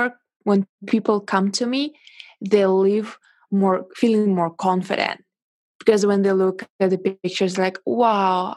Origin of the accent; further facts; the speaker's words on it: Russia; English is a second language; moved away as an adult; now in China; I was born in Russia and I moved to China 8 years ago.